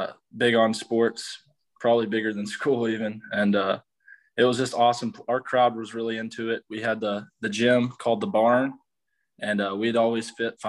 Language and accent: English; Loretto, Tennessee, United States; I'm from Loretto, Tennessee.